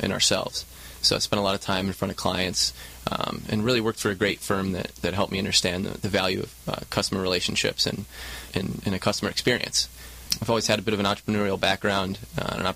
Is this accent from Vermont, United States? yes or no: no; Michigan, United States; moved away as an adult; also born or lived in Chicago, Illinois; now in Southern California, United States; Born and raised in Michigan